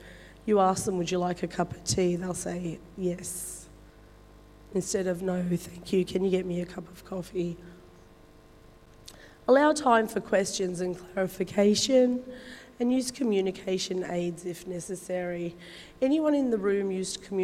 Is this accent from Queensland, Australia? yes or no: no; Wollongong, New South Wales, Australia; I'm of Turkish origin. I was born in Wollongong Hospital. So my parents migrated to Australia back in the early 70s. Dad came to Wollongong to work in the steelworks